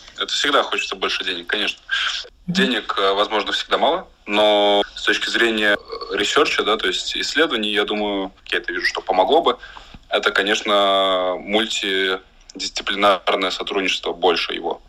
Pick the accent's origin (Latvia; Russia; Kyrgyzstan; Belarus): Latvia; мы все из Латвии